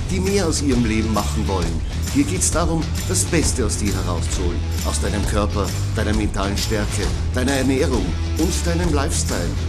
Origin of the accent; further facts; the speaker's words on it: Styria, Austria; Ich bin auch gebürtiger Oststeirer.